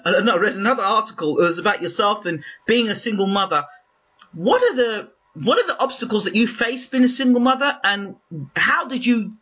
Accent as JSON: {"language": "English", "region": "London", "country": "United Kingdom", "moved": "yes", "lives_now": "Sligo, Ireland", "said": "Although I'm a Londoner, but I live now in Ireland."}